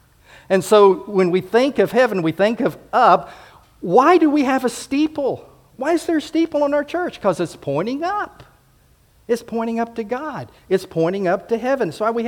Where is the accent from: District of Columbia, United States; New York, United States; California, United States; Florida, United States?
Florida, United States; Homestead; also born or lived in Pensacola / Fort Rucker / Enterprise; I grew up in Homestead Air Force Base, and then in Pensacola, the air base there at Eglin, as well as the naval base, Fort Rucker and Enterprise, and of course Maxwell here.